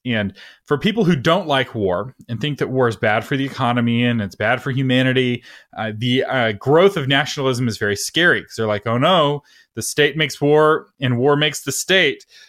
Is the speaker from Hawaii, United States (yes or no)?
no; Texas, United States; I have a, as much of a strong identity as a Texan